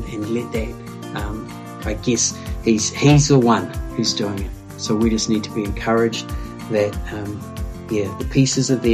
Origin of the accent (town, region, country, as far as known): New Zealand; born or raised there; also born or lived in Scotland / Japan